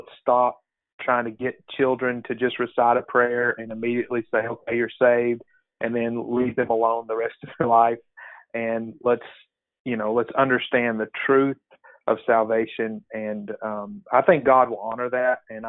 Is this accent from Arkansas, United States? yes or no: yes; Perryville, Arkansas, United States; So I'm a pastor here in my hometown. in the big city of Perryville, Arkansas. And it's about 1,500 people.